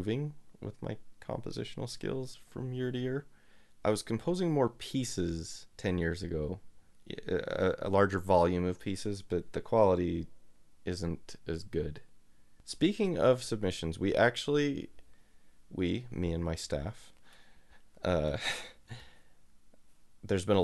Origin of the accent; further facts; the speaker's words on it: Utah, United States; Utah is awesome, and I've lived here my whole life